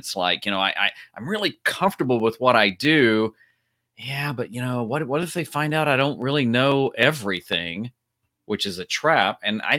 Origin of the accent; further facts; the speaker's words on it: Nashville, Tennessee, United States; now in Raleigh, United States; Born and raised in Nashville, Tennessee, but live in Raleigh. It's become our home